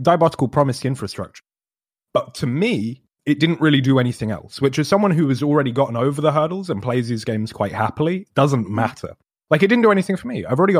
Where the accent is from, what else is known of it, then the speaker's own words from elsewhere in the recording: Scotland, United Kingdom; I'm Scottish.